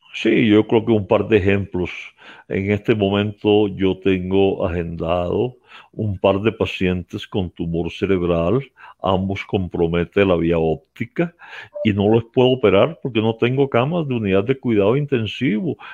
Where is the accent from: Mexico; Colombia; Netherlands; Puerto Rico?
Colombia; mi patria, Colombia